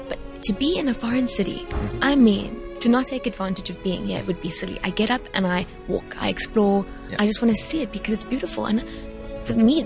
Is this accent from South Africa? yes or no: yes; South Africa; I'm from South Africa